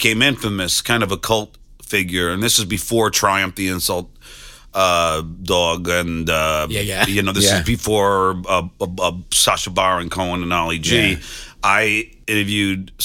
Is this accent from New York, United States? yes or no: yes; North Massapequa, New York, United States; I grew up in North Massapequa, Long Island